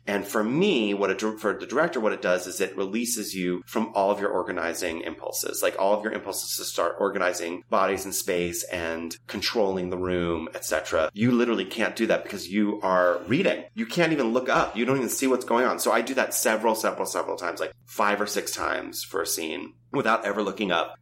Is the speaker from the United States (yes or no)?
yes; New York, United States; growing up in New York